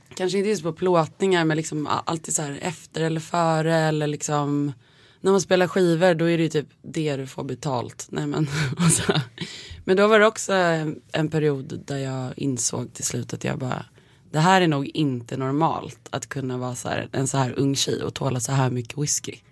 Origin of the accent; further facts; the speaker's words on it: Nacka, Stockholm County, Sweden; jag är uppväxt eh, i Kummenläs